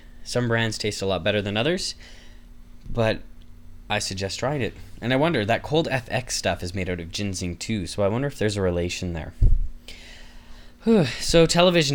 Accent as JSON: {"language": "English", "country": "Canada", "said": "I'm Canadian"}